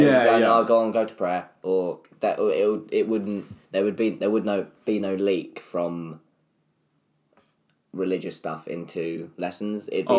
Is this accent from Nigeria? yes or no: no; Clacton-on-Sea, East of England, United Kingdom; moved away as an adult; also born or lived in Slough; now in London, United Kingdom; I grew up in Clacton-on-Sea. I was born in Slough.